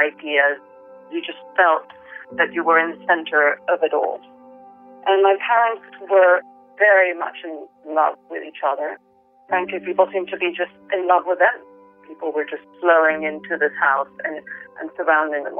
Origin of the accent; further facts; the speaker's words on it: Venezuela; now in London, United Kingdom; I grew up in the Venezuela of the 70s and 80s